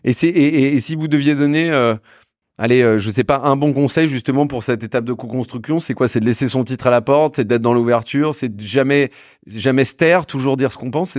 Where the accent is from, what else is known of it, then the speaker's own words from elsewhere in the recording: Saint-Malo, Brittany, France; Je suis de Saint-Malo